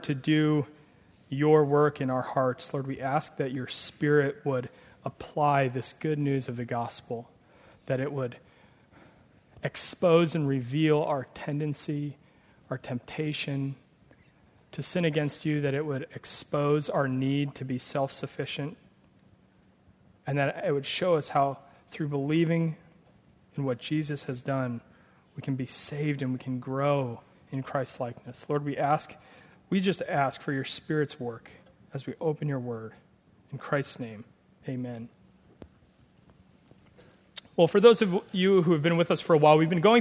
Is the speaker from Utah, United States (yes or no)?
no; Nebraska, United States; moved away; I'm from Nebraska.